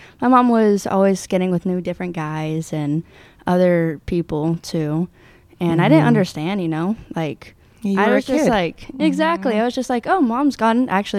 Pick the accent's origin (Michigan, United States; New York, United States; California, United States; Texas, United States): California, United States; Red Bluff; born there; I was born in Red Bluff, and my mother was unstable, honestly.